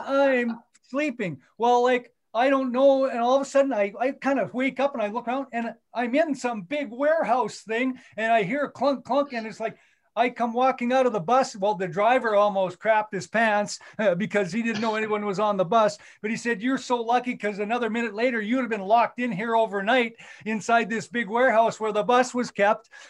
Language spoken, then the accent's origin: English; Leduc, Alberta, Canada; moved away; I grew up in Leduc, Alberta, just outside of Edmonton